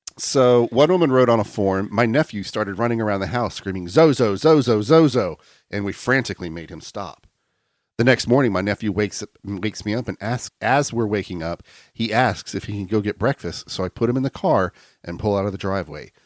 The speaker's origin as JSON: {"language": "English", "town": "Lakeland", "region": "Florida", "country": "United States", "tie": "born or raised there", "said": "Lakeland, my hometown"}